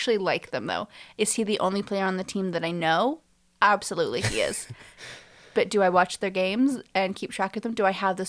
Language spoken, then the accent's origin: English; England, United Kingdom; I'm English.